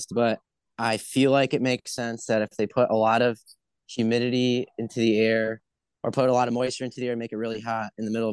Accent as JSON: {"language": "English", "region": "Ohio", "country": "United States", "said": "I'm from Ohio"}